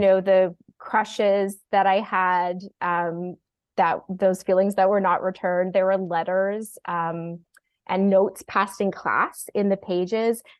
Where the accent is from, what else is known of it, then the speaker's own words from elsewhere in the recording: Toronto, Ontario, Canada; also born or lived in Australia; we had a house that was our c, cottage when I was born in Toronto, and this house was our, our cottage, um, and then we moved to Australia. My dad is Australian, and we moved back. Instead of moving to the city, they decided to move up to the lake